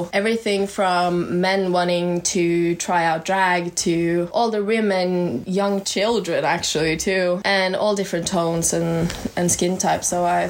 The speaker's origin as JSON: {"language": "English", "country": "Norway", "moved": "as an adult", "said": "as you've heard four times already. I'm from Norway, actually. I'm an exchange student"}